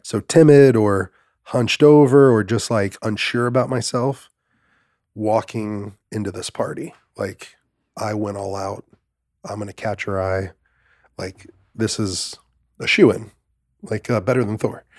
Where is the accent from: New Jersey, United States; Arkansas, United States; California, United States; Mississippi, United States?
Mississippi, United States; Greenville; I was born in Greenville, Mississippi